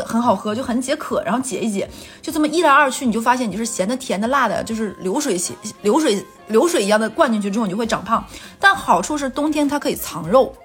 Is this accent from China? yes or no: yes; northern China, China; moved away; 对我一个北方人来说